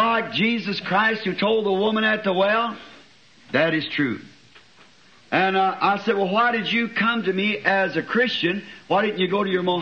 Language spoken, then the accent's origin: English; United States; I am an American